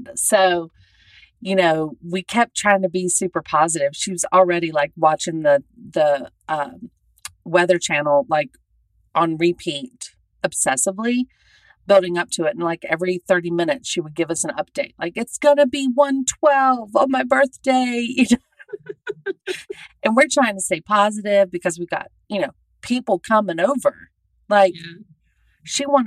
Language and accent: English; Southern United States, United States; moved away; I'm a Southerner living out here.